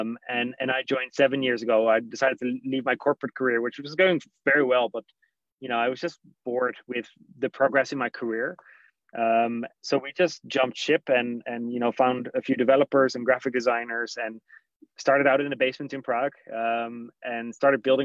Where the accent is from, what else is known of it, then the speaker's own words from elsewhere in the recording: Netherlands; moved away; I'm Dutch originally